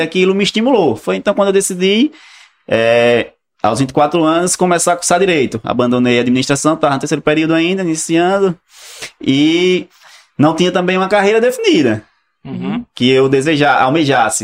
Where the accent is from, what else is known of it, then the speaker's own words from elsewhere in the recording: Alagoas, Brazil; eu, particularmente, sou natural de Alagoas, do, do né? interior. Hum. E morava na zona rural